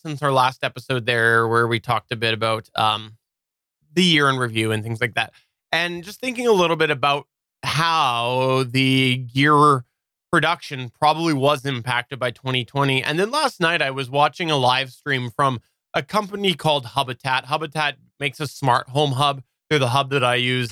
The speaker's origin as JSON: {"language": "English", "country": "Canada", "said": "I'm Canadian"}